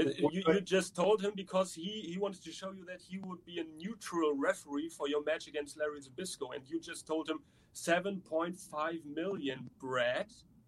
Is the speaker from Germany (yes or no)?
yes; Germany; English is a second language; Because I'm from Germany and I'm not the guy who has to know which city is in which state and the languages and so on.